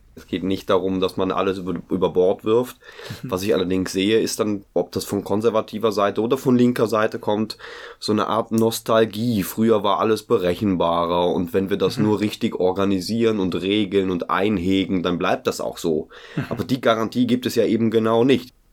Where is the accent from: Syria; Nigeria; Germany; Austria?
Germany; ich komme aus Deutsch, Deutschland